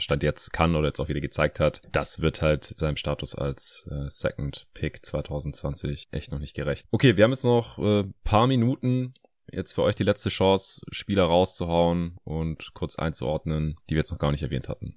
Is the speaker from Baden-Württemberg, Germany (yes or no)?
yes; Stuttgart, Baden-Württemberg, Germany; moved away; in meine alte Heimat nach Stuttgart